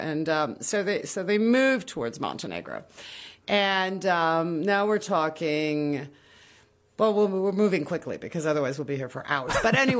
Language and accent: English; Morocco; also born or lived in Kinshasa, Congo / Colombia; Well, because I grew up in Africa.